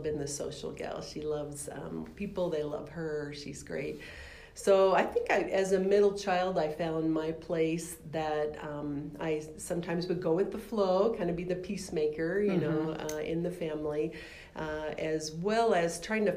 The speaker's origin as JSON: {"language": "English", "town": "Littleton", "region": "Colorado", "country": "United States", "tie": "born or raised there", "also_born_or_lived": "Seattle, Washington", "said": "I actually was born in Seattle, but we moved to Colorado not too long after that. So all my school years were in Littleton, Colorado"}